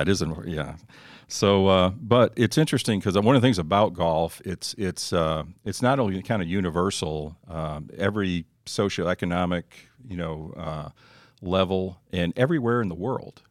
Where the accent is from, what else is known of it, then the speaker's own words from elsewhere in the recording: Northeast, United States; moved away; I grew up in the Northeast